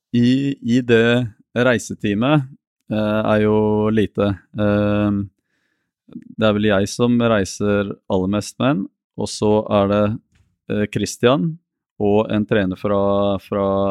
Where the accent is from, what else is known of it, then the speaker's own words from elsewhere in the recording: Norway; also born or lived in Porto Alegre, Brazil; Jeg har vokst opp mest i Norge